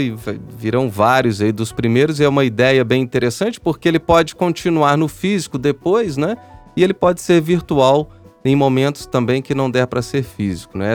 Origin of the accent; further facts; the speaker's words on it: São João del-Rei, Minas Gerais, Brazil; Eu sou de São João Del Rei, que é a cidade da Maria Fumaça